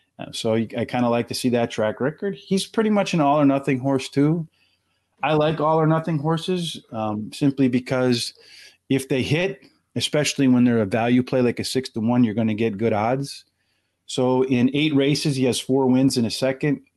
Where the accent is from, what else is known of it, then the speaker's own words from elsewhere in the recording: Pennsylvania, United States; I'm from Pennsylvania